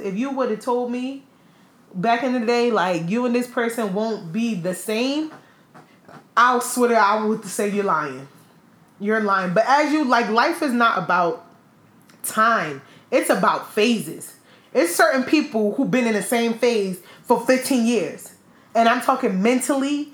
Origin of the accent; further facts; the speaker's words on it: United States; being an American